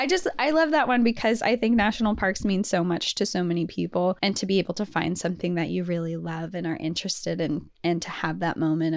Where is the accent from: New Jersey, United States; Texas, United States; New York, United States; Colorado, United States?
Colorado, United States; Growing up in Colorado with the outdoorsy family, I was lucky enough to have been to several national parks before this